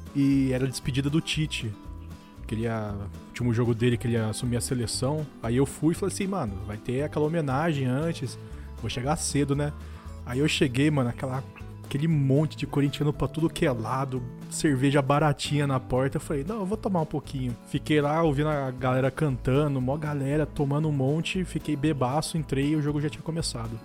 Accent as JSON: {"language": "Portuguese", "town": "Mogi Mirim", "region": "São Paulo", "country": "Brazil", "said": "Eu sou do interior de São Paulo, eu sou em uma cidade chamada Mojimirim"}